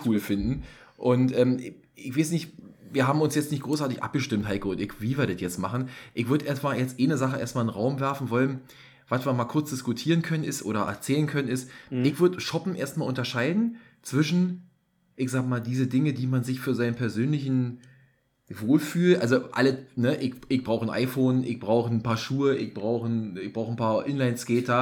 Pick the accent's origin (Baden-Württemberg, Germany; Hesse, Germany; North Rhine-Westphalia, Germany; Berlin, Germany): Berlin, Germany; hier als Berliner